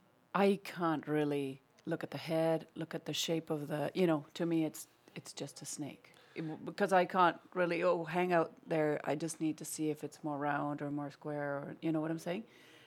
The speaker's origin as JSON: {"language": "English", "country": "Argentina", "moved": "yes", "said": "So I'm from Argentina."}